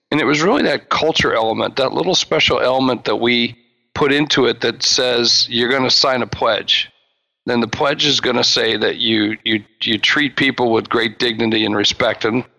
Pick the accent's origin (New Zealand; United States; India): United States; Charleston, West Virginia; also born or lived in South Dakota; I hail from South Dakota. I mentioned that. That's not my original home. My original home was Charleston, West Virginia, but my dad was in the military. We lived all over the world and all over the country